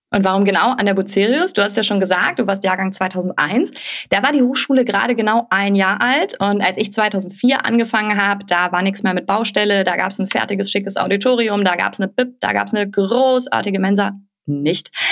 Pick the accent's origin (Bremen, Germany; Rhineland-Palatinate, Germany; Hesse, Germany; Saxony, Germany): Hesse, Germany; gebürtiger Hesse wie ich